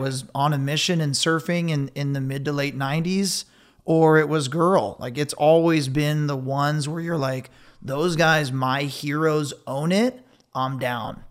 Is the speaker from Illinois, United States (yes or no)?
no; Ventura, California, United States; I was born and raised in Ventura.